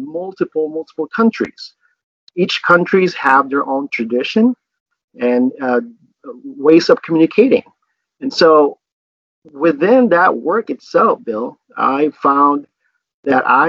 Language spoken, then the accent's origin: English; Manila, Metro Manila, Philippines; now in Michigan, United States; I was born in Manila